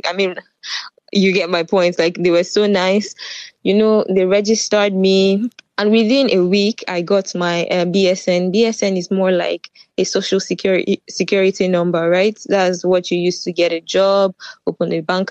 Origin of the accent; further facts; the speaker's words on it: Nigeria; moved away as an adult; also born or lived in Ukraine; now in Netherlands; I was born in Nigeria, but I didn't come to Netherlands from Nigeria